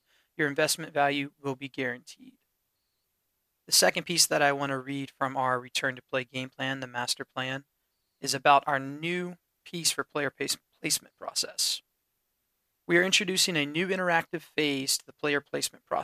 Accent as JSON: {"language": "English", "town": "Davidson", "region": "North Carolina", "country": "United States", "tie": "born or raised there", "moved": "as an adult", "said": "in North Carolina, we're from Davidson, so we're from here. We're not a transplant either. Been gone for 12 years, but now we're back"}